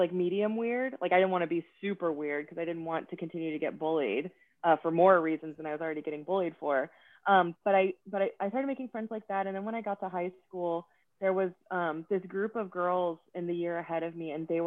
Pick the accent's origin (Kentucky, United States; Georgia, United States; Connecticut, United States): Georgia, United States; Atlanta; moved away as an adult; also born or lived in San Francisco / Austin; I grew up in Atlanta and I'm an only child